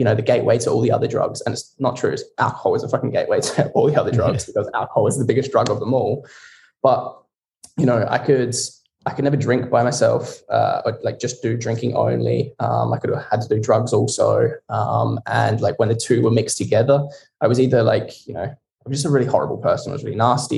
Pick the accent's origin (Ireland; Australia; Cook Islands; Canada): Australia; Barossa Valley, South Australia; moved away as an adult; now in Scotland; I grew up in the Barossa Valley in South Australia, little old Adelaide. And yeah, I grew up there to the age of 20.